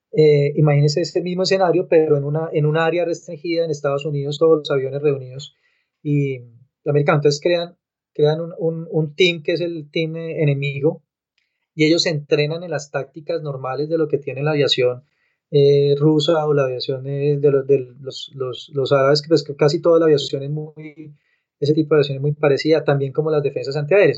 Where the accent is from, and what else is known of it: Colombia